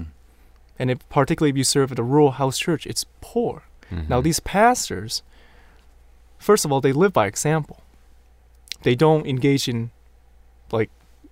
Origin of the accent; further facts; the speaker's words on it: Hong Kong; growing up in Hong Kong